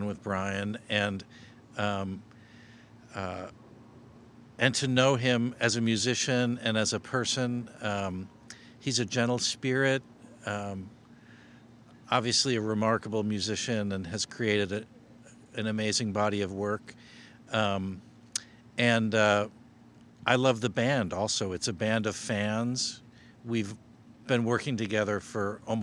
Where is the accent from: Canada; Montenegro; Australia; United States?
United States; Chicago, Illinois; I was born in Chicago and went to music school here, DePaul University, got a degree in music